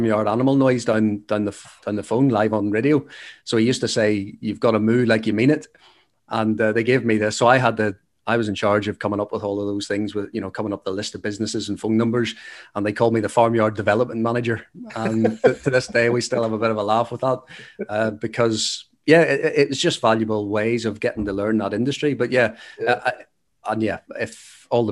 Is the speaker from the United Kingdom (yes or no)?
yes; Carrickfergus, Northern Ireland, United Kingdom; I grew up in Carrick